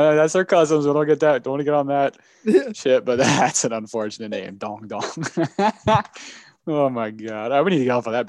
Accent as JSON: {"language": "English", "town": "Cleveland", "region": "Ohio", "country": "United States", "tie": "born or raised there", "said": "Jarrett Allen is staying with my hometown Cavs."}